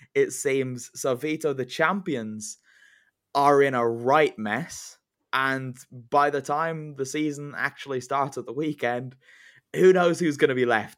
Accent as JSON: {"language": "English", "country": "Ireland", "said": "I celebrated as an Irishman"}